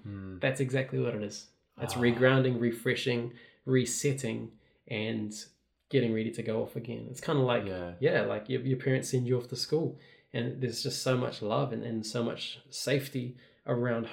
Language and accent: English; Rotorua, Bay of Plenty, New Zealand; now in Auckland, New Zealand; I'm from Rotorua, but I live in the city now in Auckland